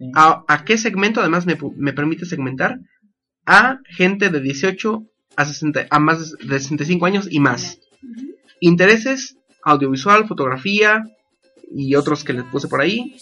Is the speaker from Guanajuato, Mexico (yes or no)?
no; Apizaco, Tlaxcala, Mexico; yo soy de Pisaco, estamos en Tlaxcala